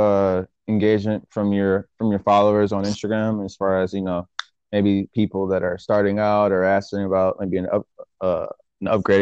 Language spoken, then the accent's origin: English; Michigan, United States; I'm from Michigan, and coming from Michigan